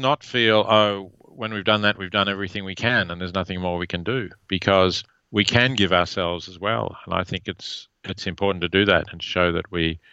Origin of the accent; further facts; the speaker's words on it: Australia; accent: Australian; now in United States; my Australian accent